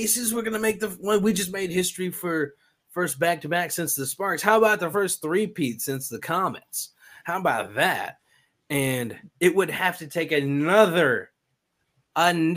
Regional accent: Texas, United States; moved away; I'm from Texas, right? I'm a Texan with like sweet tea and stuff

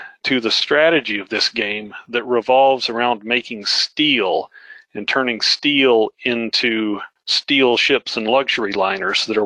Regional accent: United States; moved away; also born or lived in Oklahoma / Iowa; I grew up in Flatland, right? Oklahoma, Iowa

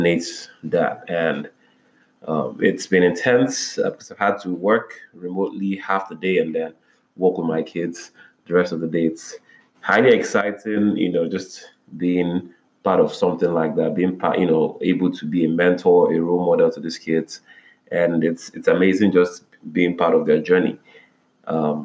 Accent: Nigeria; I wound up in a very one of the prestigious Christian universities in Nigeria. That's, my home country

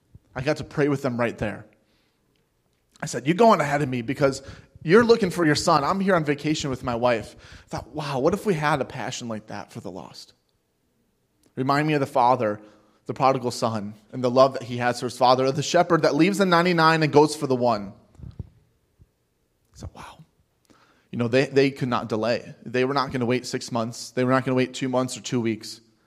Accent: Cleveland, Ohio, United States; You know, I'm from Cleveland and, you know, things like that.

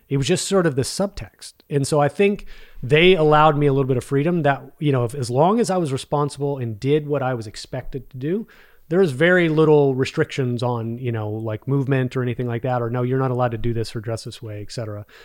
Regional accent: Arlington, Texas, United States; also born or lived in Mansfield, Texas; grew up in Arlington, Texas

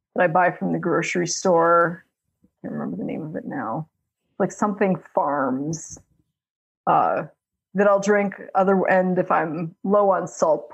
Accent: Illinois, United States; moved away as an adult; also born or lived in Maryland; am born and raised in Illinois

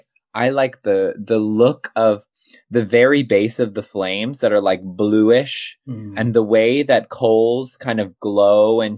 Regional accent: California, United States; now in United Kingdom; I grew up as a camper, but I grew up in California

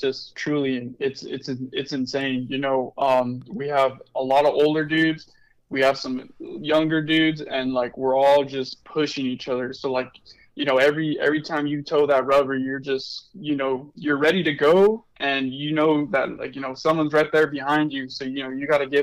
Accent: Las Cruces, New Mexico, United States; moved away; I'm from Cruces

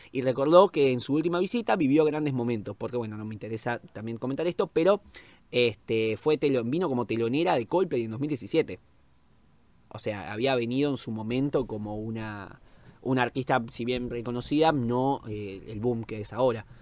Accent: Argentina; como argentino

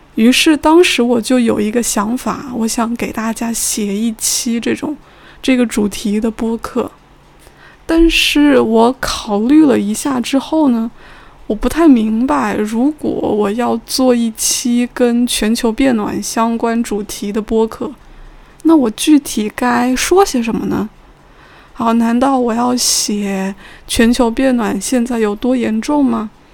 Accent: China; 同时我作为中国人也觉得有意思的内容

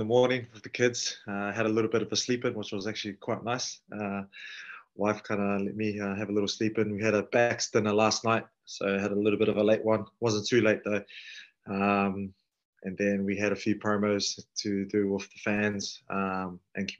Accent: Auckland, New Zealand; moved away as an adult; also born or lived in Biarritz, France; now in Paris, France; I grew up in Auckland where, you know, we're close to beaches as well

